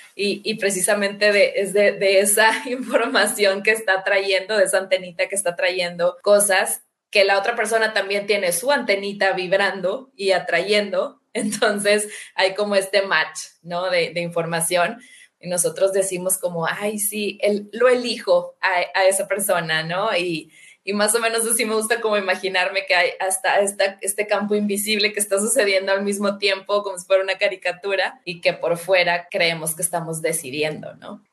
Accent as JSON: {"language": "Spanish", "country": "Mexico", "said": "los dos somos mexicanos"}